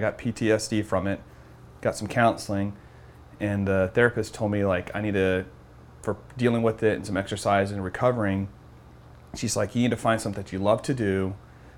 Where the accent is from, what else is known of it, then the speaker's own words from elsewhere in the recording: Georgia, United States; also born or lived in Tampa, Florida; now in Lakeland, United States; I moved here from Tampa, but I'm from Georgia, but been in Lakeland for 10 years now.